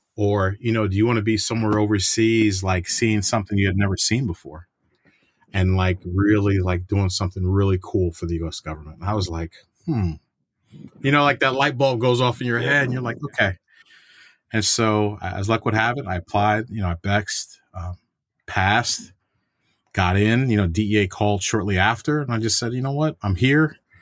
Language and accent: English; New York City, New York, United States; moved away as an adult; I'm a New Yorker, and I had family that w, that was in law enforcement, 'cause, you know, my dad was in N Y P D.